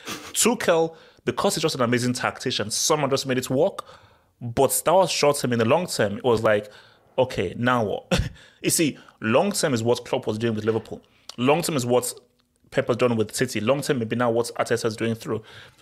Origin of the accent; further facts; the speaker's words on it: Nigeria; So yes, I'm a true Nigerian.